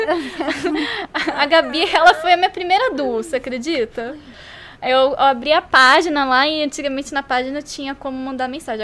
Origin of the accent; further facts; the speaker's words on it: Brazil; a gente é brasileiro